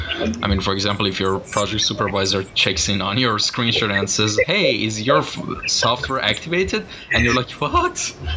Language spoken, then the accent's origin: English; Iran; moved away; but I'm originally from Iran.